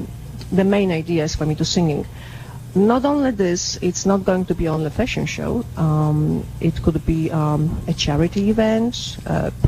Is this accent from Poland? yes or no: yes; Łódź, Łódź Voivodeship, Poland; moved away as an adult; also born or lived in Los Angeles; now in Carmel, United States; Born and raised in Poland